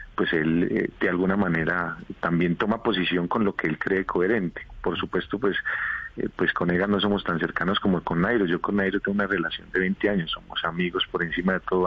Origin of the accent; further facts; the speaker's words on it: Boyacá, Colombia; en mi tierra